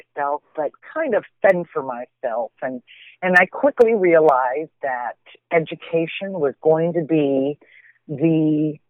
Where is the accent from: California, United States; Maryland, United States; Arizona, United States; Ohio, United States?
Arizona, United States; Tucson; moved away as an adult; also born or lived in Portland; I was born here in Tucson to a much older couple